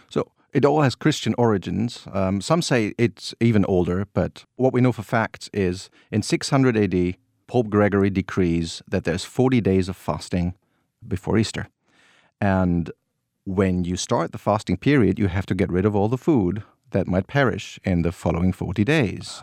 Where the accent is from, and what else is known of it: North Rhine-Westphalia, Germany; born or raised there